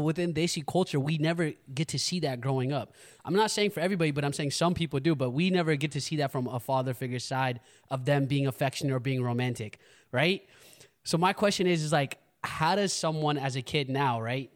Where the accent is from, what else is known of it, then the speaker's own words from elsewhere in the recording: United States; growing up in America